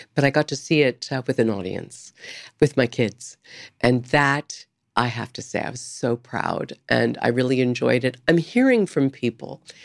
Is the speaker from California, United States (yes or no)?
yes; San Diego, California, United States; moved away; also born or lived in Topeka, Kansas / New York; I grew up in San Diego, so I was in the water a lot.